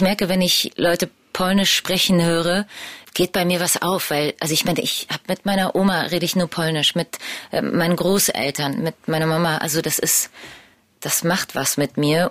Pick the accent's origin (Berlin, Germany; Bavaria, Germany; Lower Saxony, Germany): Berlin, Germany; meine ganze Familie kommt aus Polen. Ich bin die erste, die in Berlin geboren wurde